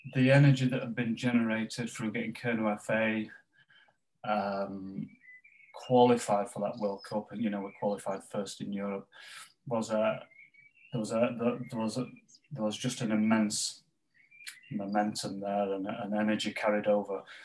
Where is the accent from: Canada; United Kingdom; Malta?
United Kingdom; Pontefract, Yorkshire and the Humber; where I grew up in West Yorkshire in Pontefract in West Yorkshire